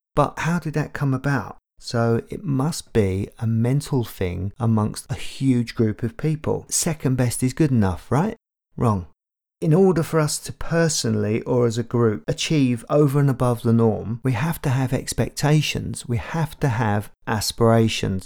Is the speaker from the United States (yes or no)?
no; London, United Kingdom; I grew up in Tottenham, North London